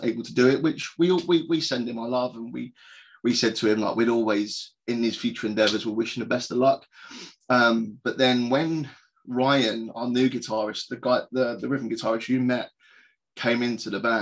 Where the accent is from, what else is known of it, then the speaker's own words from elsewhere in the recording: Croydon, London, United Kingdom; my hometown of Croydon in London